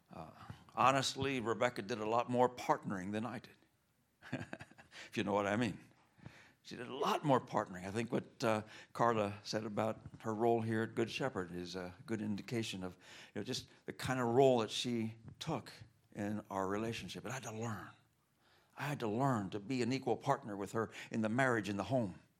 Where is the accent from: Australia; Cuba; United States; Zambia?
Cuba; moved away; I grew up in Cuba